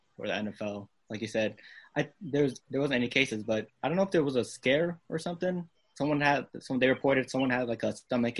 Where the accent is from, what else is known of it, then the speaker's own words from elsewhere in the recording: Massachusetts, United States; born and raised in Massachusetts